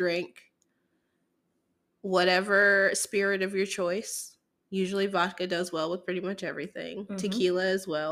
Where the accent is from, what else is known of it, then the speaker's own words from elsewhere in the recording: the South, United States; also born or lived in Boston; I've lived in the South most of my life